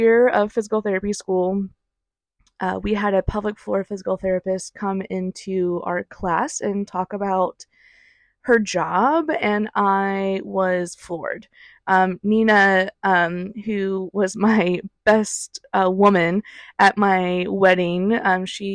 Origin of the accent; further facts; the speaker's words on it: Ohio, United States; I'm originally from Ohio, born and raised there